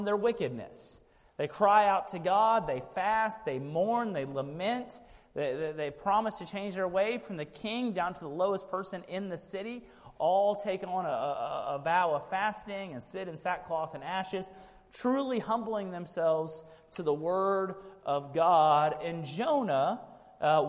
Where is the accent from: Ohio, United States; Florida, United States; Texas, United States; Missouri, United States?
Texas, United States; Sugar Land; I grew up in Sugar Land, Texas